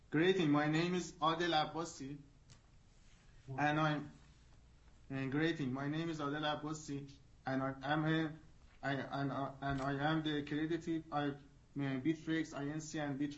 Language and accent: English; Iran; English is a second language; As my primary language is not English, having been born and raised in Iran